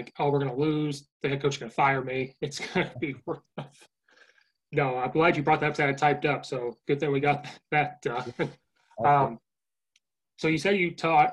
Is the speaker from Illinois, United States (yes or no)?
yes; Central Illinois, United States; now in Chicago, United States; I'm from Central Illinois